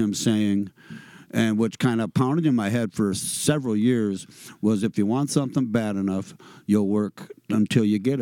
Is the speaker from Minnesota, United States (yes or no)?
yes; Red Wing, Minnesota, United States; I grew up in Red Wing, Minnesota